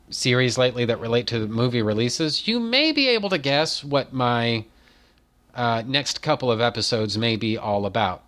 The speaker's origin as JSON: {"language": "English", "country": "United States", "said": "I'm American"}